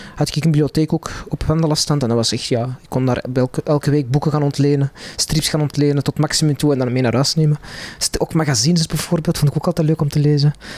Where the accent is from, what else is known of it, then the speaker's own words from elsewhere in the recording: Antwerp, Flanders, Belgium; Ik ben in Antwerpen opgegroeid